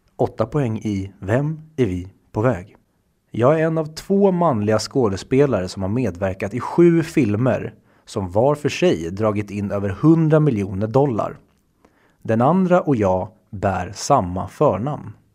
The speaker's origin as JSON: {"language": "Swedish", "country": "Sweden", "said": "vi svenskar"}